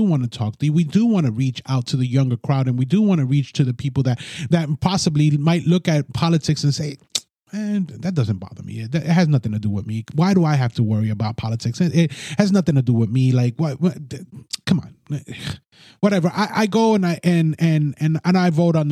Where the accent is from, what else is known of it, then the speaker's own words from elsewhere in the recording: United States; I'm a Hispanic American